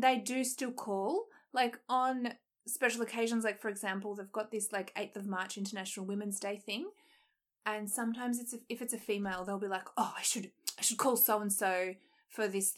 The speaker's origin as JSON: {"language": "English", "country": "Australia", "tie": "born or raised there", "said": "I'm half Serbian. I grew up in Australia."}